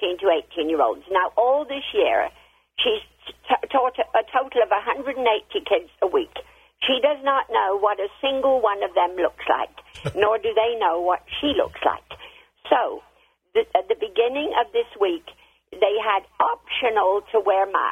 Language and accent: English; England, United Kingdom; now in United States; I'm from England